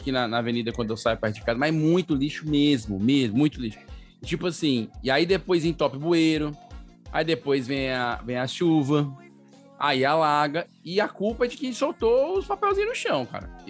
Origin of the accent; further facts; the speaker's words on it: Brazil; Eu sou brasileiro